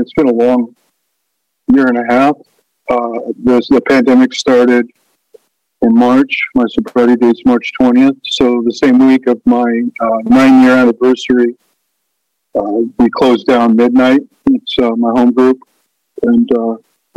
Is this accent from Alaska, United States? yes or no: yes; Ketchikan, Alaska, United States; I grew up in Ketchikan, Alaska.